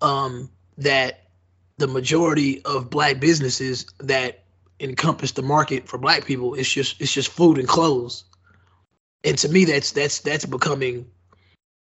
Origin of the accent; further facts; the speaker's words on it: Nigeria; me being a Nigerian